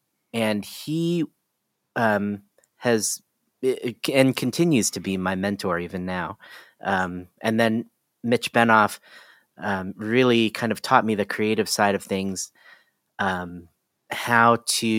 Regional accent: Ohio, United States; also born or lived in Washington, D.C.; No, I was born in Washington, D.C., but I grew up in Ohio.

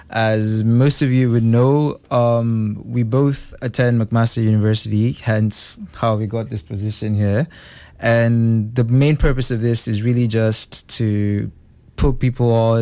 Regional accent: Nigeria; also born or lived in Kenya; now in Canada; And I'm from Nigeria.

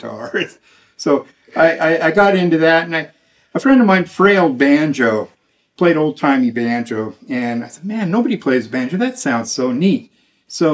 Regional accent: Denver, Colorado, United States; I was born in Denver, Colorado, grew up in a very suburban neighborhood

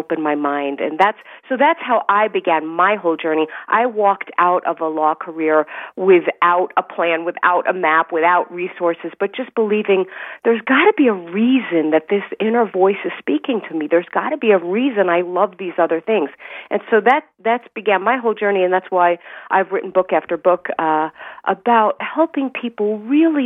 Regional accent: New York City, New York, United States; born or raised there

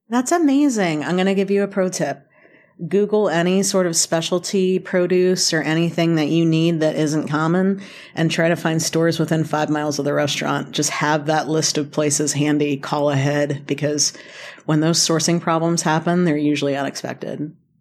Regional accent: North Carolina, United States; also born or lived in Boston; now in Kentucky, United States; I was born in Kentucky, raised in North Carolina, spent eleven years in Boston, came back, uh, to Kentucky about ten years ago

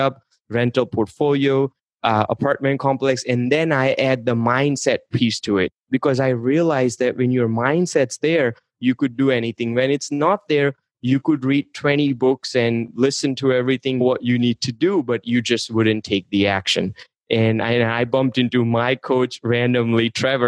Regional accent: India; English is a second language; moved away as an adult; I was born and raised in India. I moved here and I wanted to do pharmacy. So I wasn't speaking English when I moved to this country.

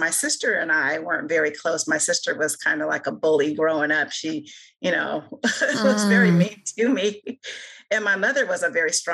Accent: Joliet, Illinois, United States; now in Kokomo, United States; As a young girl, because I grew up in Juliet

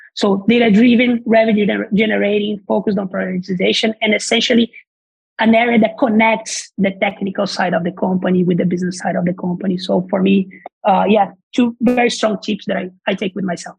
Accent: Brazil; English is a second language; moved away as an adult; as you probably can hear from the accents, I'm not from here. I'm originally from Brazil

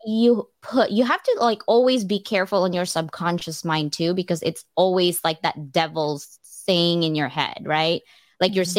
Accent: California, United States; moved away; I'm from California.

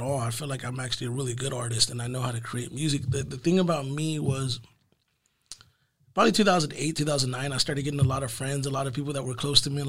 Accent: Fort Worth, Texas, United States; first language Spanish; English is a second language; I'm from Fort Worth

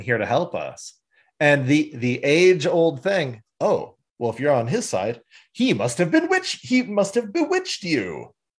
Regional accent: Canada; We're from Canada

